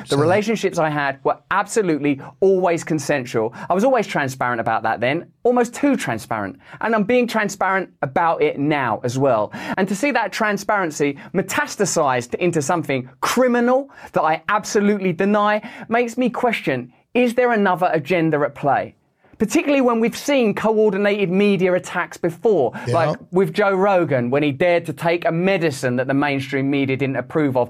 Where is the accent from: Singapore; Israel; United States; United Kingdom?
United Kingdom; England; I'm English